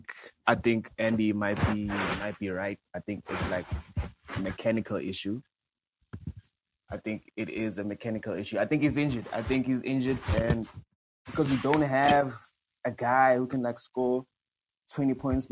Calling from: South Africa; I'm calling in from South Africa, actually.

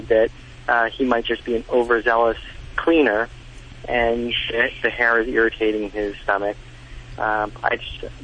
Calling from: Caldwell, New Jersey, United States; I'm calling from Caldwell, New Jersey

